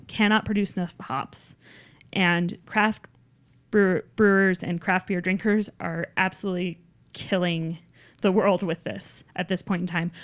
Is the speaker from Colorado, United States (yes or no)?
yes; Littleton, Colorado, United States; I grew up down in Littleton